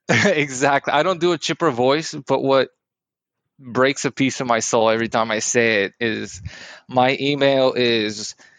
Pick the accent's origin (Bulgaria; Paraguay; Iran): Bulgaria; now in United States; I'm from Bulgaria